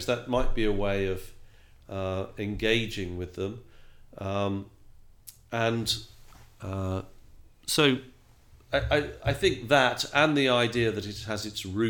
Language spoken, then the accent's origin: English; England, United Kingdom; I'm English as well